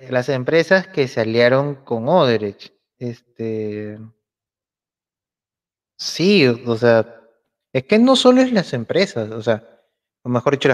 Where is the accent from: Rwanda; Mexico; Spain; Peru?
Peru; Lima; Eh, soy peruano, limeño, olivense.